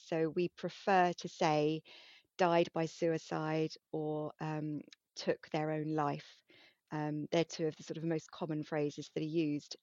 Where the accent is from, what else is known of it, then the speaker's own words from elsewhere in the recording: United Kingdom; being very British